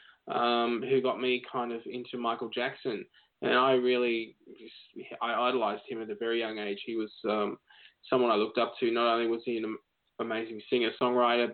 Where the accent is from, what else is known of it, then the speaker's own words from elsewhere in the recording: Melbourne, Victoria, Australia; I grew up in Melbourne, where I am now.